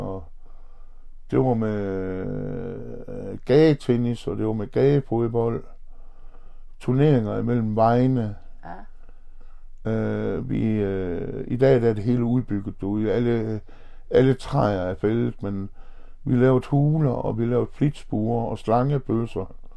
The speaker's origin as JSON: {"language": "Danish", "town": "Horsens", "region": "Central Denmark Region", "country": "Denmark", "tie": "born or raised there", "said": "er født og opvokset i Horsens og har boet her hele mit liv"}